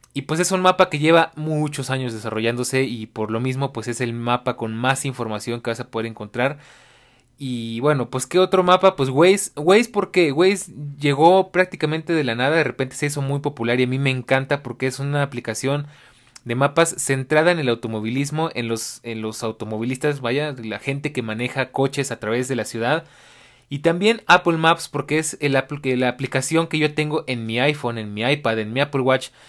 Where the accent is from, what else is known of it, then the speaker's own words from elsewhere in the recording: Mexico City, Mexico; como latinoamericano, como ciudadano de la Ciudad de México y como pues mexicano